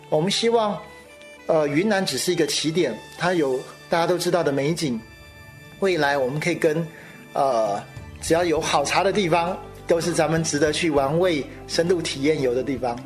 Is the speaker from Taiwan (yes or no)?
yes; Taiwan; 来自台湾的新鲜名堂堂主